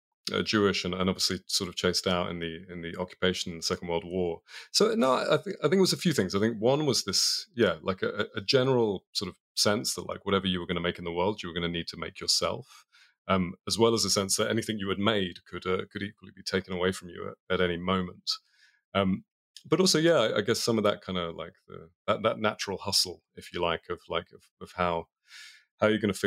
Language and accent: English; London, United Kingdom; Yeah, I mean, if you've spent any time in London, it was a lot of rain, a lot of talking about football, a lot of eating bad English food.